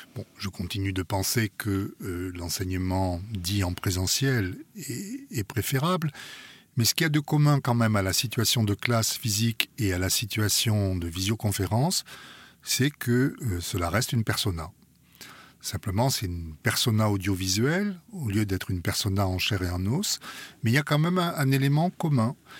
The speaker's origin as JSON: {"language": "French", "country": "France", "said": "je suis français, ma culture est en grande partie euh, française"}